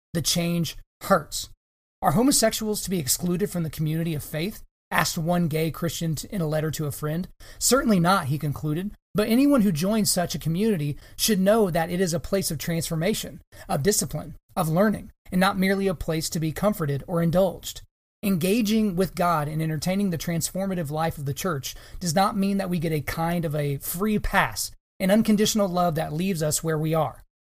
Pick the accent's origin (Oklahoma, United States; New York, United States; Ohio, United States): Oklahoma, United States; my home state of Oklahoma